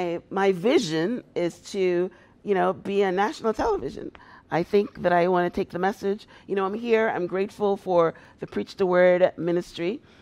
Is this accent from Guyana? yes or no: yes; Guyana; moved away as an adult; also born or lived in Toronto, Canada; I was a very successful business person in Toronto, Canada, because that's when I moved. I moved from Guyana to Toronto, and I had a very successful limousine service.